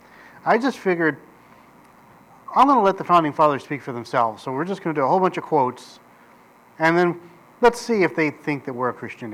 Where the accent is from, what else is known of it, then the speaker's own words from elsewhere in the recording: United States; an American citizen living in America